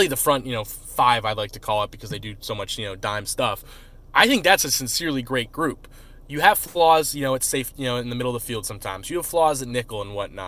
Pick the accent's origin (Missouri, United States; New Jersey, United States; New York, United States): New Jersey, United States; I'm from South Jersey